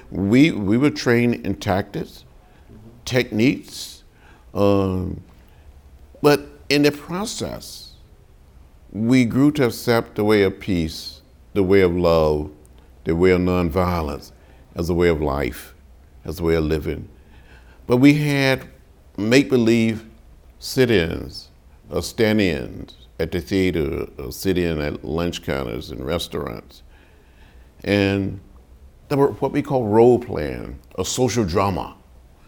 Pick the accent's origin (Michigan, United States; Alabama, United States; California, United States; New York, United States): Alabama, United States; I grew up in Alabama, 50 miles from Montgomery